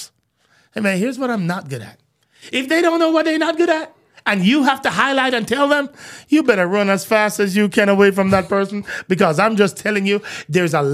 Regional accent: Jamaica; I'm Jamaican, true at heart

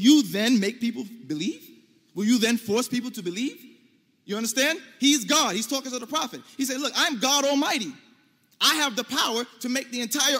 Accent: United States; as an American Muslim

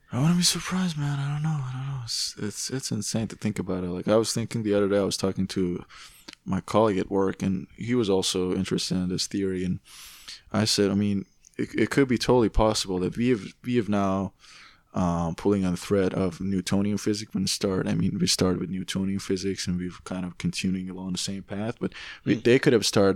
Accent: Tehran, Tehran Province, Iran; now in Canada; I grew up in Tehran

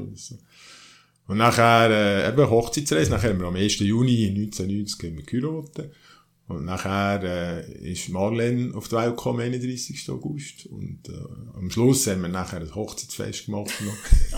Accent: Oberdorf, Solothurn, Switzerland; also born or lived in Bern; Meine Eltern äh, haben 1963 das Haus gebaut hier in Oberdorf

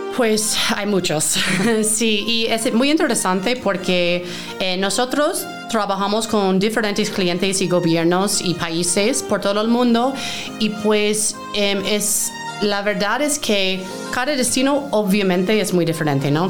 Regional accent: Maine, United States; Spanish is a second language; moved away as an adult; also born or lived in New York / Peru; soy originalmente de Maine, es el estado más noreste del país eh, en Estados Unidos

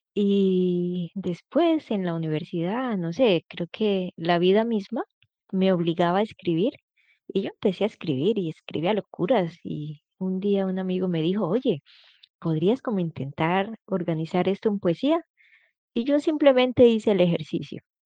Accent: Colombia; now in Angers, France; soy colombiana

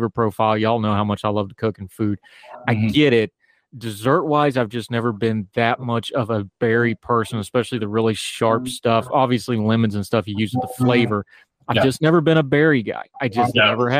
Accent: West Virginia, United States; growing up in West Virginia

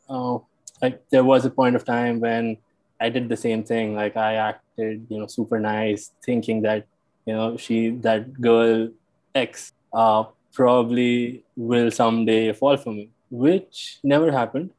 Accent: New Delhi, Delhi, India; also born or lived in Noida, Uttar Pradesh / Pennsylvania, United States; I'm from New Delhi, India. Grew up here.

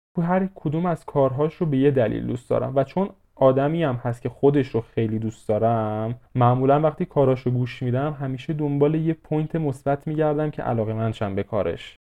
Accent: Iran

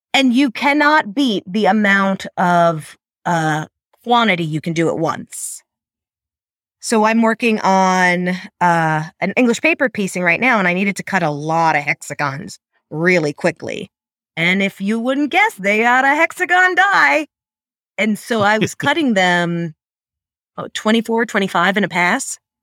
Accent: New York, United States; moved away; I'm from New York originally

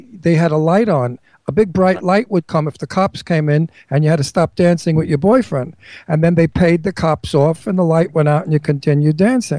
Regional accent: New York City, New York, United States; accent: Brooklyn; also born or lived in California; I have my Brooklyn accent. I never get rid of it.

